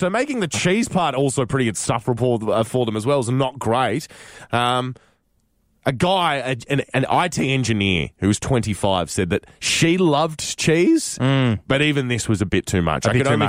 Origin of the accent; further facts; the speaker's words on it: Canada; as a Canadian traveling overseas, when you get to tell people that you're not American, it's like you've given them a little Christmas present.